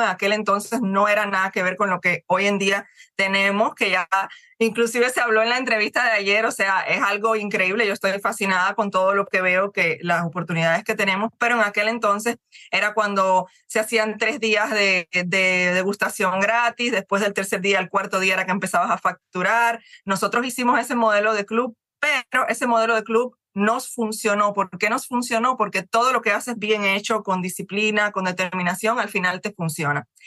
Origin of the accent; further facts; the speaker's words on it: Cuba; moved away as an adult; also born or lived in Ecuador / Dominican Republic; now in Miami, United States; yo soy cubana, tengo ya más de 20 años, 22 años que me fui de mi país prácticamente tengo ya más, más vida fuera que, dentro